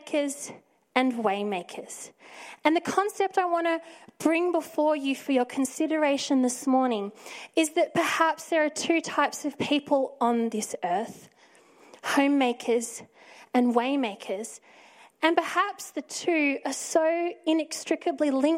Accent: Victoria, Australia; now in Sydney, Australia; I'm originally from Victoria

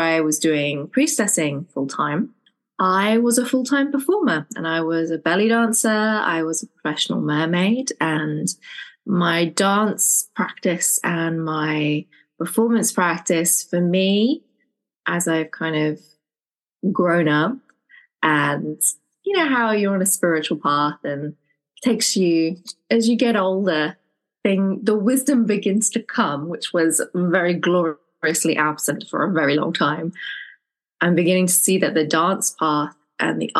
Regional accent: England, United Kingdom; I'm from England

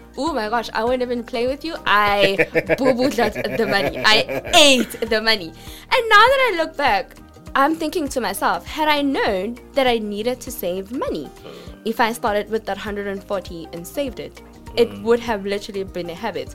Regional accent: Pretoria, Gauteng, South Africa; So, I come from a township. I come from Atteridgeville and Mamelodi

